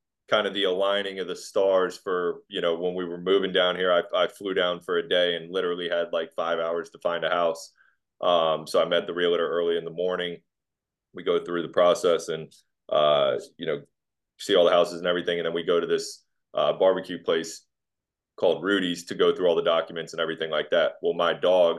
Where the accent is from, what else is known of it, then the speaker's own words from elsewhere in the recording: Virginia Beach, Virginia, United States; moved away as an adult; now in Dallas-Fort Worth, United States; I'm from Virginia Beach and you know, lived on the Atlantic Ocean my whole life